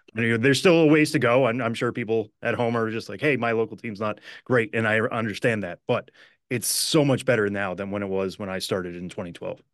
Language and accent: English; Western Massachusetts, United States; growing up in Western Massachusetts